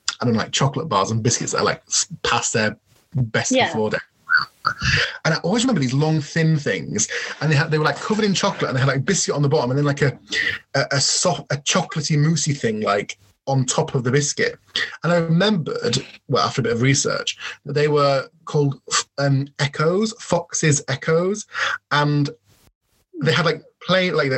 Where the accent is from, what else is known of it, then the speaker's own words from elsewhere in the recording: York, Yorkshire and the Humber, United Kingdom; I proudly say that I'm from York